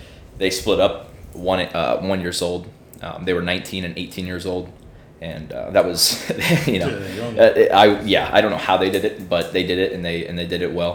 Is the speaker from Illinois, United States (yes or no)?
yes; Illinois, United States; moved away; I'm from Illinois as well, like you.